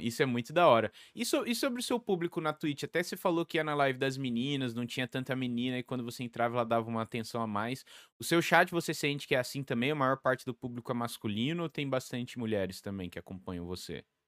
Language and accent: Portuguese; São Paulo, Brazil; Eu sou de São Paulo, capital